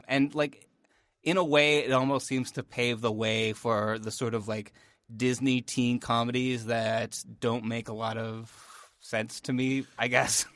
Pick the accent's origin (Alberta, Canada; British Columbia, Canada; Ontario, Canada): Ontario, Canada; Northern; we're from Canada